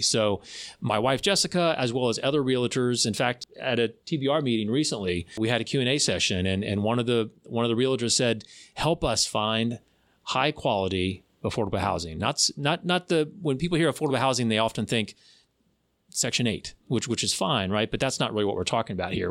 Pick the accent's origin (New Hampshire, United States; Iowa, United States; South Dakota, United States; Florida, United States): Florida, United States; also born or lived in Tallahassee; I was born and raised in Florida. I've lived all over the state and then, um, came to Tallahassee in two thousand one